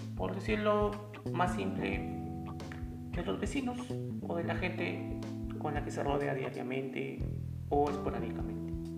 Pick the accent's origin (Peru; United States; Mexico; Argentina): Peru; En mi país, desde donde yo vivo, que es Perú